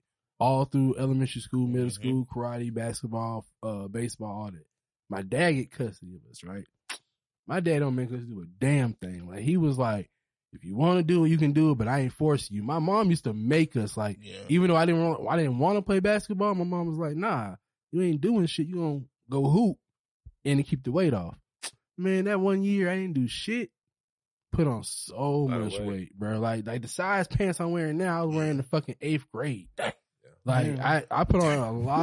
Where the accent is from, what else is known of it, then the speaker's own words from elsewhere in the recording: Charleston, United States; now in Atlanta, United States; I'm from Charleston